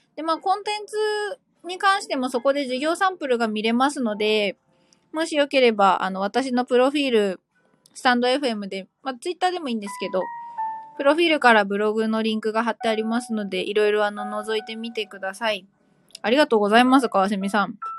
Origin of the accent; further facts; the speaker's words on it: Kanto, Japan; 若干田舎気味の関東生まれ、関東育ちなので